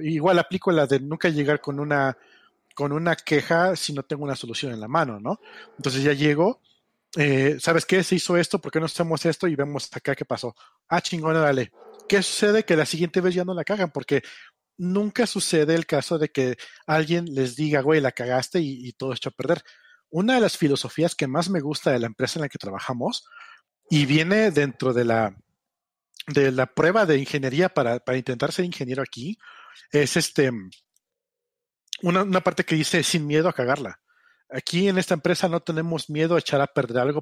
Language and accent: Spanish; Mexico; Nosotros como mexicanos, como, como hispanoparlantes